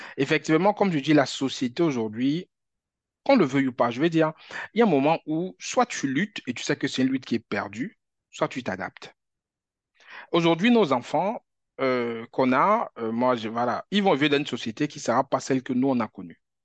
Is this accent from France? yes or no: no; Cameroon; moved away; Moi, j'ai grandi au Cameroun